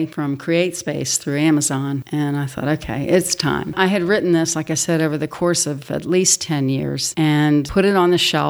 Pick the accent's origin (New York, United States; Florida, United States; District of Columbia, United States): District of Columbia, United States; Washington; moved away as an adult; also born or lived in West Virginia; growing up in Washington, D.C.